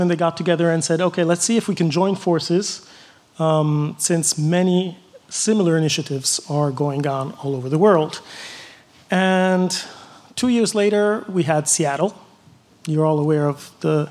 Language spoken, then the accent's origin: English; Florence, Tuscany, Italy; I come from Europe, Italy, Florence